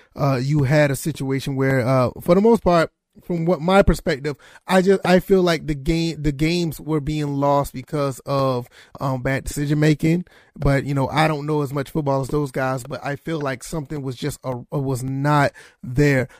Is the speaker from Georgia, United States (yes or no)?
yes; Savannah, Georgia, United States; born and raised in Savannah, Georgia, lived there pretty much most of my life, my childhood and my teenage years.